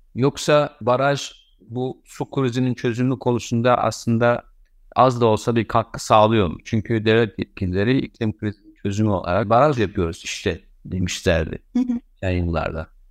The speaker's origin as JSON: {"language": "Turkish", "country": "Turkey", "said": "bizim ülkemizde"}